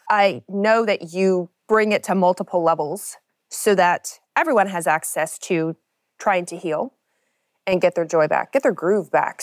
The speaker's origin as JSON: {"language": "English", "region": "Kentucky", "country": "United States", "tie": "born or raised there", "said": "I grew up in Kentucky"}